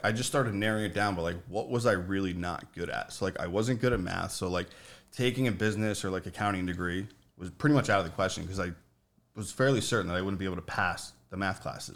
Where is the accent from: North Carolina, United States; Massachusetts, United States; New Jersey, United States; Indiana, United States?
New Jersey, United States; Morris County; I grew up in Morris County, New Jersey.